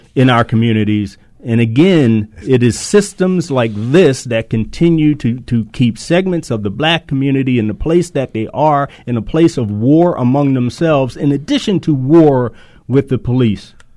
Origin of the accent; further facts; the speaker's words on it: Baltimore, Maryland, United States; growing up in Reservoir Hill, a child of the 60s